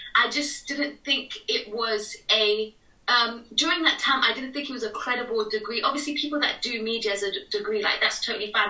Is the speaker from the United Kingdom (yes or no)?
yes; United Kingdom; I'm British Nepali, like I was born here